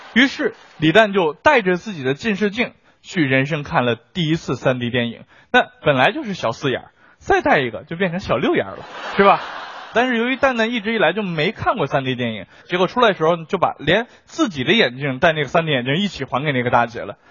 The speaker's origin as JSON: {"language": "Chinese", "country": "China", "said": "我们中国人"}